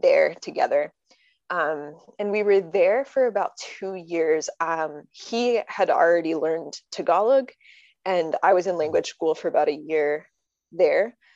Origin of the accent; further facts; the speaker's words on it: Connecticut, United States; moved away; I'm from Connecticut